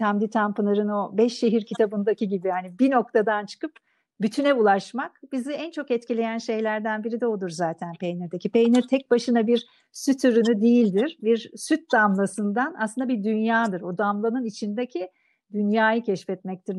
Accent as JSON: {"language": "Turkish", "region": "Thrace", "country": "Turkey", "said": "ben Trakyalıyım"}